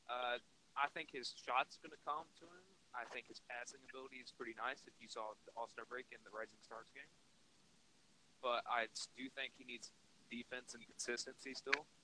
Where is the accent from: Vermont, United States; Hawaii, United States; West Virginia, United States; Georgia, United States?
West Virginia, United States; Um, I'm from West Virginia.